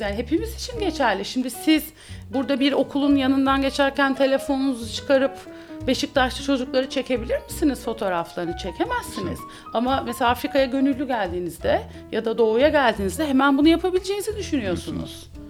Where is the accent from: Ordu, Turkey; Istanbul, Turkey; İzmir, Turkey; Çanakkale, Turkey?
İzmir, Turkey; also born or lived in Bandırma; Ben İzmir'de büyüdüm.